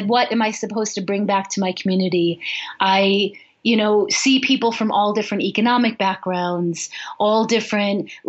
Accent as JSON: {"language": "English", "town": "Chicago", "region": "Illinois", "country": "United States", "tie": "born or raised there", "moved": "yes", "lives_now": "Boulder, United States", "said": "I grew up in Chicago"}